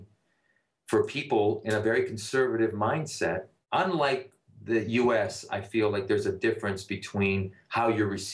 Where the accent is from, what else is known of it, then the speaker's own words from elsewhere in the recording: Toronto, Ontario, Canada; English is a second language; now in United States; there's no other place I would have traded to grow up than